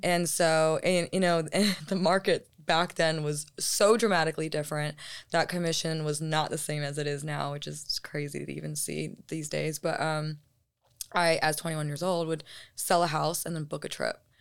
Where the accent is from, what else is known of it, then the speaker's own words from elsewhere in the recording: United States; appreciate being American